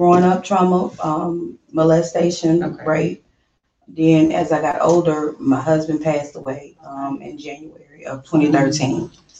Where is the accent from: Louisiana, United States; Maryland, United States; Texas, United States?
Louisiana, United States; now in Houston, United States; And I am originally from Louisiana.